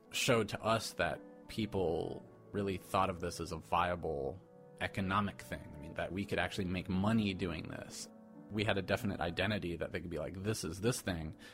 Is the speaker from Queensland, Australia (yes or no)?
yes; Brisbane, Queensland, Australia; I'm from Australia, born and bred in Bris Vegas, Brisneyland, which is Brisbane.